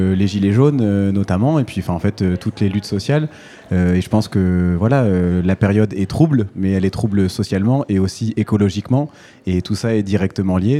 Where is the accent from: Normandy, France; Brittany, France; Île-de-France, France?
Normandy, France; Manche; je suis, je suis, originaire de la Manche, donc euh, je, je suis normand